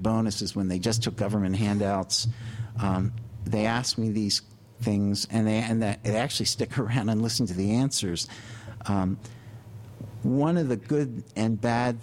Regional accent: Wilmington, Delaware, United States; now in New York, United States; I was born in Wilmington, Delaware

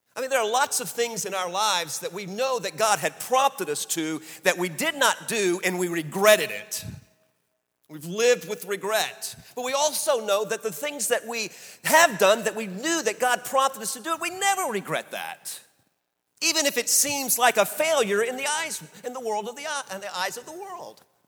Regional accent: New Orleans, Louisiana, United States; we grew up in New Orleans

